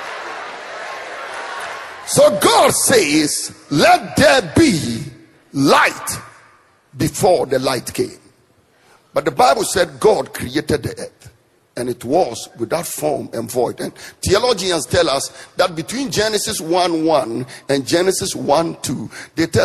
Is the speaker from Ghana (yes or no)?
yes; northern Ghana, Ghana; the part of Ghana I come from, the people in the southern part of Ghana look down on the people from the north, and I come from the north.